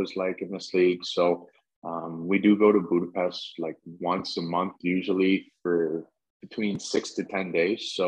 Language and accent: English; Stratford, Ontario, Canada; Growing up in Stratford, I used to work out in London